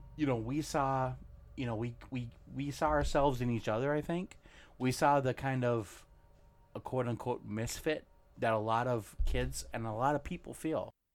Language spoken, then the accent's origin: English; Monticello, Minnesota, United States; we grew up in Monticello, Minnesota. I, I moved there when I was in third, actually in second grade.